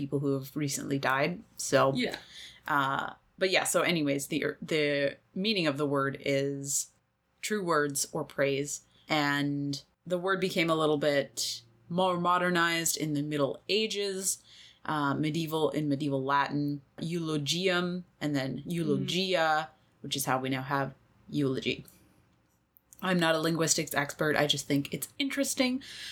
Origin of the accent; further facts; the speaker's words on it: Canada; the social context that I'm growing up in Canada